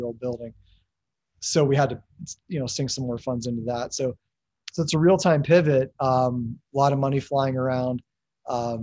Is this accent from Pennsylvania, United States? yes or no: yes; Erie, Pennsylvania, United States; born and raised in Erie, Pennsylvania